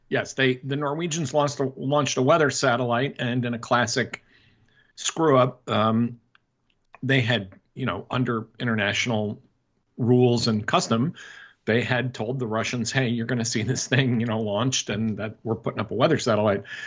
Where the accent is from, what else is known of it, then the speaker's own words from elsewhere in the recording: United States; as an American